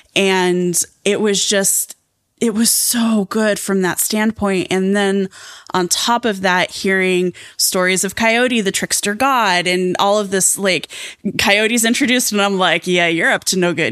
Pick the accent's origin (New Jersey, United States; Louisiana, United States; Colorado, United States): Colorado, United States; Southwestern; I grew up in Southwest, Southwestern Colorado, um, near the Navajo Nation